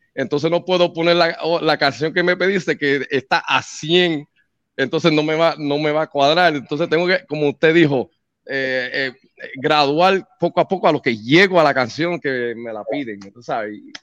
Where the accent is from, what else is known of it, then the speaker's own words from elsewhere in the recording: New York City, New York, United States; also born or lived in Puerto Rico; nací en, Puerto Rico, en la isla borinqueña, el Bori. Entonces, del Bronx fue, fue donde me crié, me criaron por más de 20, 22 años